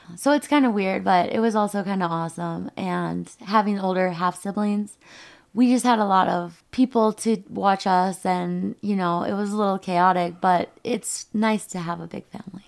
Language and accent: English; Rochester, Minnesota, United States; moved away; I was born and raised in Rochester, Minnesota